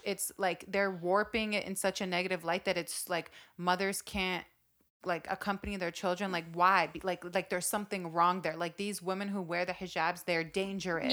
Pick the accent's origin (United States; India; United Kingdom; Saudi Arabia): Saudi Arabia; I grew up in Saudi Arabia, which is one of the strictest Muslim countries